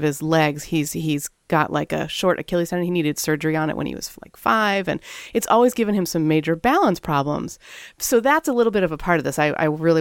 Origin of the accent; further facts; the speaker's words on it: Canada; moved away; I'm Canadian by birth.